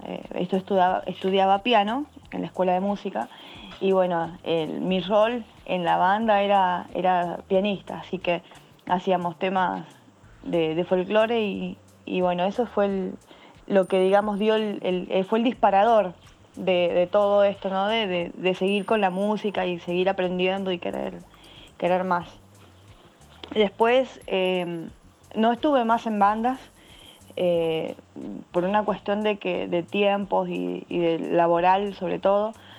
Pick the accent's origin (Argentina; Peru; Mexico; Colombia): Argentina; San Juan; yo soy de la provincia de San Juan, eso está ubicado en la región de Cuyo, en, Argentina.